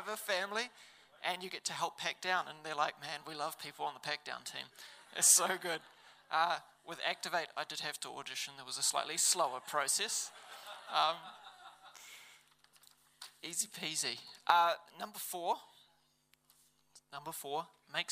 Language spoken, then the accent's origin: English; Levin, Manawatū-Whanganui, New Zealand; I grew up in Levin.